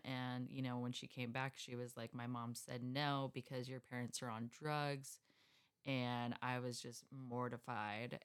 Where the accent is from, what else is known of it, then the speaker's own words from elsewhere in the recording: Escondido, California, United States; I grew up in Escondido